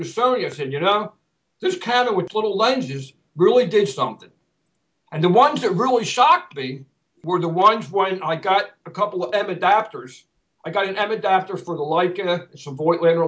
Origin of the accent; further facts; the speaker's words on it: Philadelphia, Pennsylvania, United States; I'm a Philadelphian by heart. I've been going to the parade since I was a kid, the Mummers Parade.